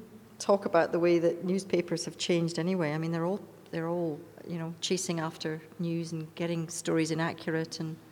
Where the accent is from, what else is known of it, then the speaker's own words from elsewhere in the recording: United Kingdom; moved away; I'm from Britain